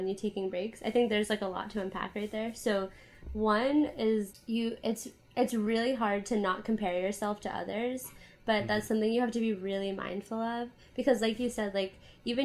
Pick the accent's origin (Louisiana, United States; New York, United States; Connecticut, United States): Connecticut, United States; moved away as an adult; also born or lived in Boston / Grenada; I am originally from Connecticut, which is a small state in the northeast of the U.S. I lived there for like all through high school